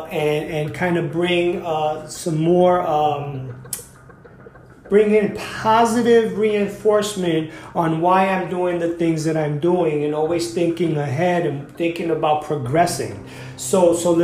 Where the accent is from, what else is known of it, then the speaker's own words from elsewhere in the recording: New York, United States; I'm from New York